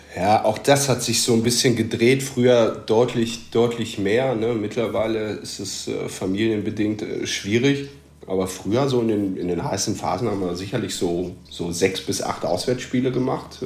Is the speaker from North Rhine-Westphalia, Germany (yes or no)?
yes; North Rhine-Westphalia, Germany; now in Münster, Germany; ich bin 36, bin Westfale